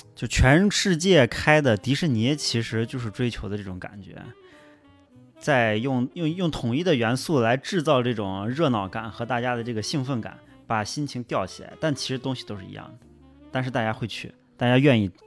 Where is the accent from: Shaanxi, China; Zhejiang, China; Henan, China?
Shaanxi, China; Xi'an; 咱们作为西安人